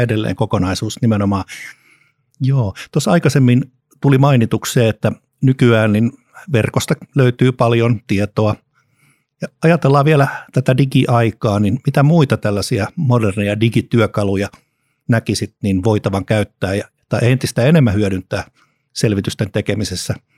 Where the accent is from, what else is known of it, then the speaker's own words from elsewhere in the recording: Helsinki, Uusimaa, Finland; lapsuudessani leikin säätytalon puistossa Helsingissä